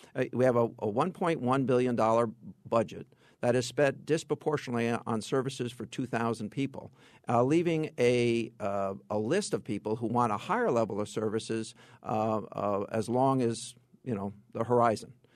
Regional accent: Fairfield County, Connecticut, United States; I am from Fairfield County

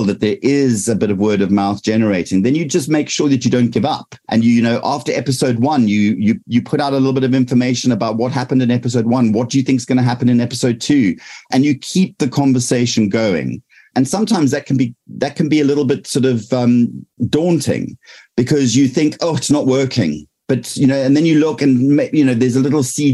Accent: South Africa; now in United Kingdom; I'm from South Africa. So I have a past life in South Africa, but now I'm here

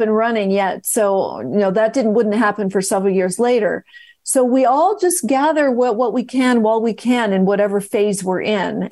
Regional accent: West Coast, United States; moved away; also born or lived in New York City; back to the West Coast, 'cause that's where I was born, as you know, I'm from the West Coast

